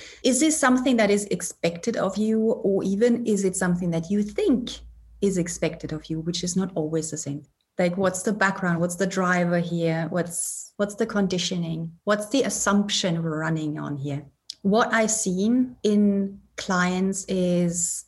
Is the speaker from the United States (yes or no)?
no; Germany; moved away as an adult; now in Edinburgh, United Kingdom; I'm originally German, born and raised in Germany.